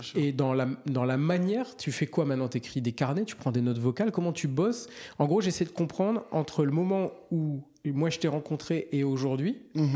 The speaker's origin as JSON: {"language": "French", "area": "Lorraine", "region": "Grand Est", "country": "France", "said": "chez moi en Lorraine"}